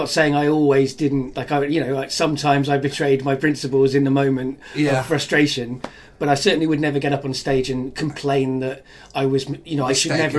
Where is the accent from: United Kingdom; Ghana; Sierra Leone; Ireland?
United Kingdom; Cardiff, Wales; my childhood growing up in Cardiff. Once I got there at 12